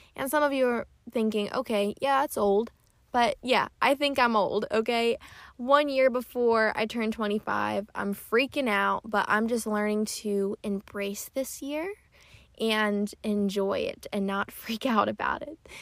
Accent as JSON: {"language": "English", "region": "Pennsylvania", "country": "United States", "moved": "yes", "said": "my family is in Pennsylvania. I'm from Pennsylvania and they're still there"}